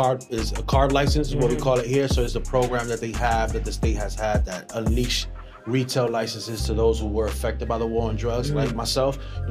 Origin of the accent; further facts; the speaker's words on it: New York City, New York, United States; I have a brand called Happy Monkey, born and raised New York, Washington Heights.